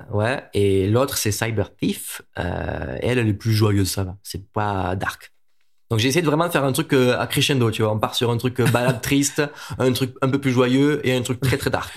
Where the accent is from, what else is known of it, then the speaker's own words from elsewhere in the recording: Montpellier, Occitania, France; now in Paris, France; à la base je suis de Montpellier